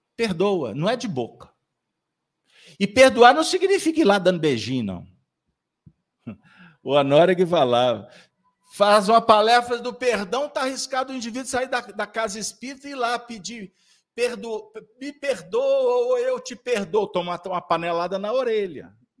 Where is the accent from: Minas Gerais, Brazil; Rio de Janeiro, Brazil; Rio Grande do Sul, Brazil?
Minas Gerais, Brazil; nós somos mineiros.